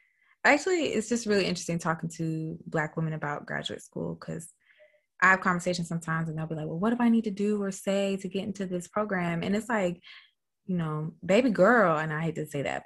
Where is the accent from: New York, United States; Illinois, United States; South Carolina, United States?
South Carolina, United States; I'm from South Carolina